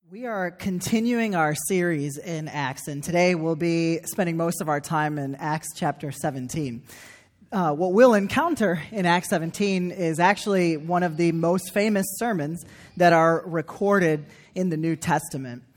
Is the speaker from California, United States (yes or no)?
no; Chicago suburbs, Illinois, United States; moved away as an adult; back in the Chicago suburbs in Christine's in my hometown